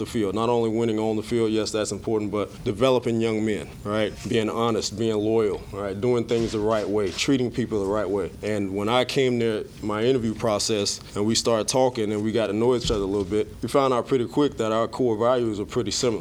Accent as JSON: {"language": "English", "town": "Miami", "region": "Florida", "country": "United States", "tie": "born or raised there", "moved": "yes", "said": "I'm born and raised in Miami, Florida"}